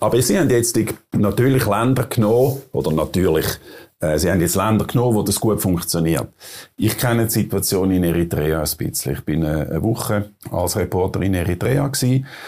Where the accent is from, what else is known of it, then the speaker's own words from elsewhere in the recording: Switzerland; als äh, Schweizer